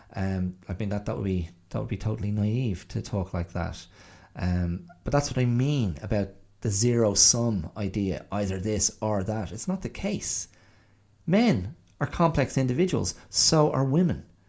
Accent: Rathdrum, Leinster, Ireland; I grew up in County Wicklow and I grew up in you know, the area of Rathdrum and Avoca and Ballinaclash

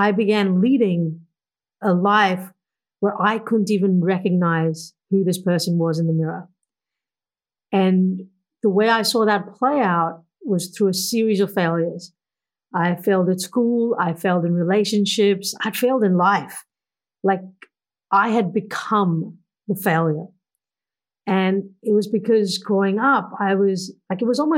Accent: India; moved away as an adult; now in Australia; I grew up back in India in the 1980s

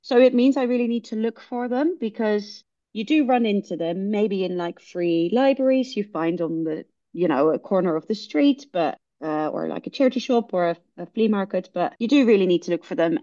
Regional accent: Netherlands; now in London, United Kingdom; I am from the Netherlands

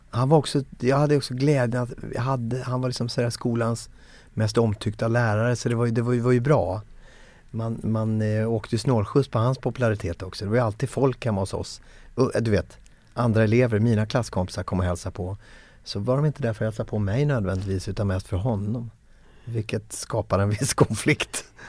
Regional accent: Växjö, Kronoberg County, Sweden; jag är från Växjö från början, född 1973 i Växjö

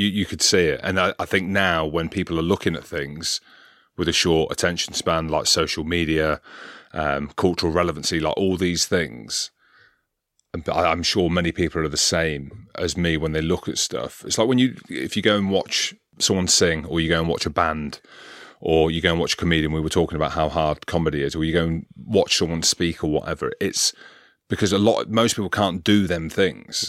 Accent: Coventry, West Midlands, United Kingdom; I grew up in Coventry in the Midlands.

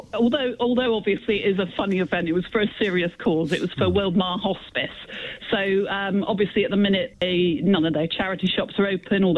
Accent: Somerset, South West England, United Kingdom; Well, I was born in Somerset

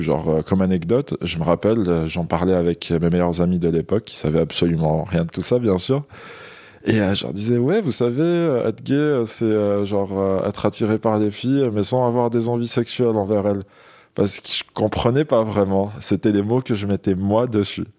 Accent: Algeria; moved away as an adult; now in France; je suis né en Algérie. J'ai grandi là-bas.

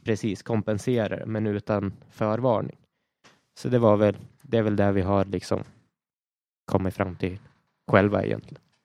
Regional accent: Sweden; här i Sverige

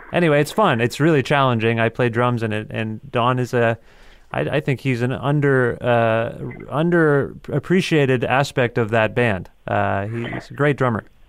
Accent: Ontario, Canada; I'm from Ontario

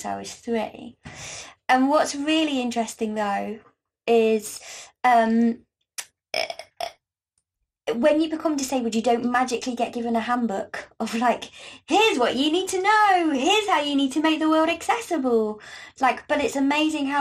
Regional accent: Gloucestershire, South West England, United Kingdom; I grew up in Gloucestershire

